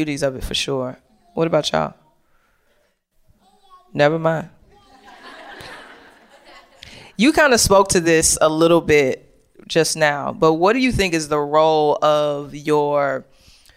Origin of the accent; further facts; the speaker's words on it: St. Louis, Missouri, United States; moved away; also born or lived in Chicago; I'm from St. Louis